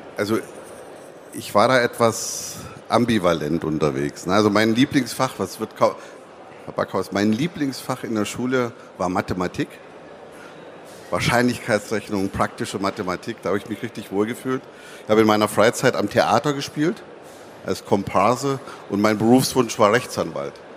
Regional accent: Zittau, Saxony, Germany; accent: hard R of the Zittau region; now in Dortmund, Germany; Das ist also in Sachsen eine Region, wo das R auch so hart gesprochen wird, wie ich das äh, auch kann

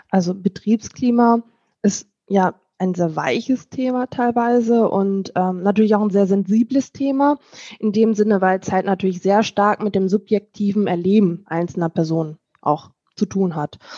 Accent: Lower Saxony, Germany; now in North Rhine-Westphalia, Germany; Und ich komme aus Niedersachsen, bin für die Arbeit nach äh, ins schöne NRW hierher gezogen

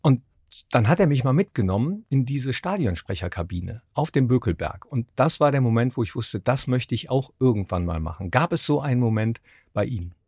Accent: Mönchengladbach, North Rhine-Westphalia, Germany; moved away; also born or lived in Cologne / Munich / Berlin; ich komme ja aus Mönchengladbach

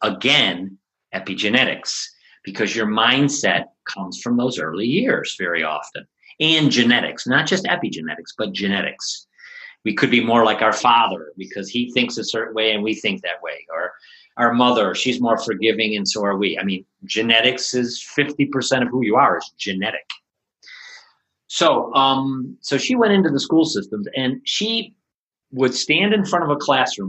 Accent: United States; moved away as an adult; now in Aachen, Germany; I'm an English teacher from America

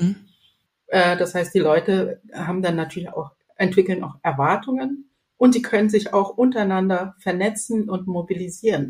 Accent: Zambia; moved away; ich komme aus ähm, nicht aus der Hauptstadt, sondern wirklich vom äh, Dorf ohne Strom, ohne Wasserleitung

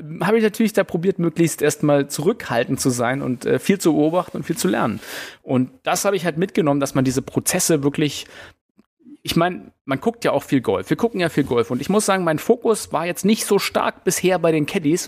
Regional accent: Germany; bei uns in Deutschland

